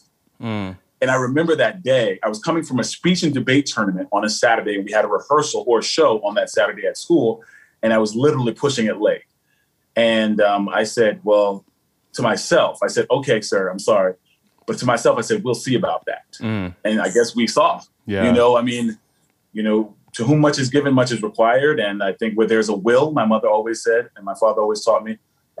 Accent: the South, United States; now in New York, United States; And in New York, I don't get so much pushback as I do growing up in the South, because in the South, definitely, I love my upbringing, love my time there.

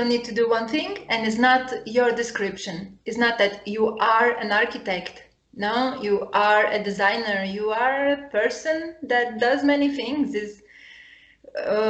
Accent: Lithuania; now in Porto, Portugal; So I grew up in Lithuania. And I grew up in the middle of nowhere, in nature.

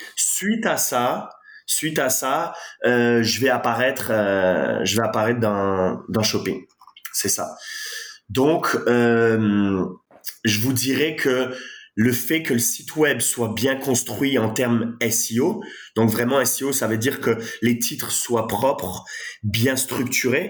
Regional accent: France; accent: French; moved away as an adult; now in Montreal, Canada; comme vous pouvez l'entendre à mon accent, je suis français

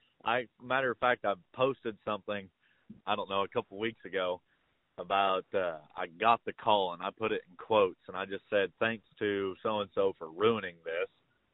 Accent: Lakin, Kansas, United States; now in Stillwater, United States; I'm originally from Lakin, Kansas, currently residing in Stillwater, Oklahoma.

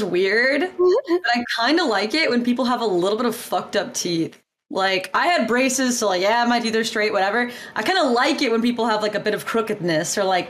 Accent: the South, United States; I'm from the South.

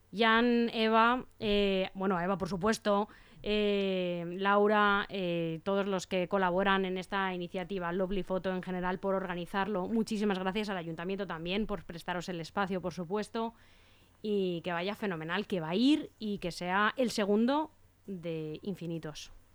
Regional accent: Spain; como somos los españoles

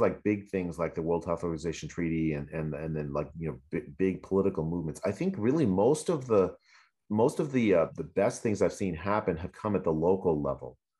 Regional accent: United States; as an American

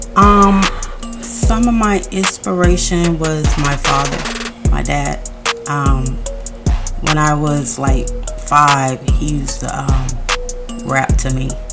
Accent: Orlando, Florida, United States; I'm from Orlando, Florida, FLA.

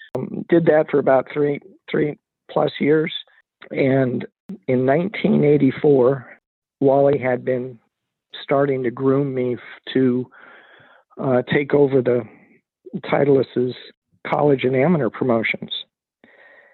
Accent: San Francisco Bay Area, California, United States; born or raised there; also born or lived in San Diego

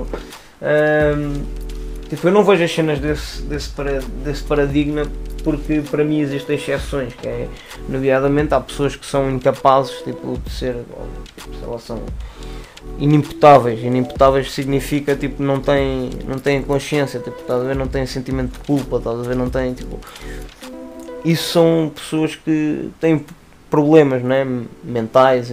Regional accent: Lisbon, Portugal; also born or lived in Torres Vedras; originalmente eu sou da Lisa. Tipo, nasci cá e morei os meus dois primeiros anos da minha vida

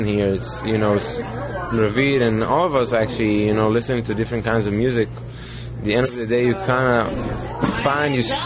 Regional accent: Israel; growing up in Israel

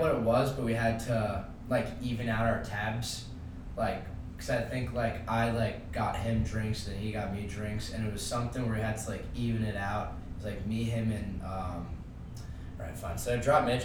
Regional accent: Long Island, New York, United States; I'm from Long Island.

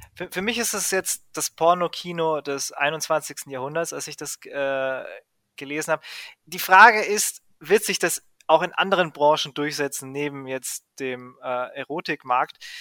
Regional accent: Greece; als Grieche

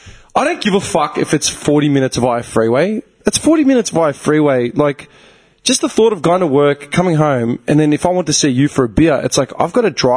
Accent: Melbourne, Victoria, Australia; I grew up in Clayton, Oakley, you know, CB, like, Melbourne

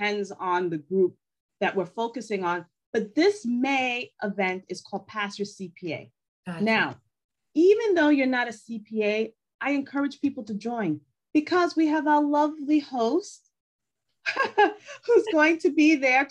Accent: New York, United States; English is a second language; I'm from New York

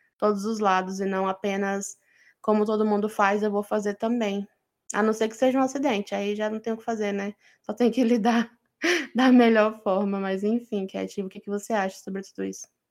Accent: Brazil; Eu sou brasileira.

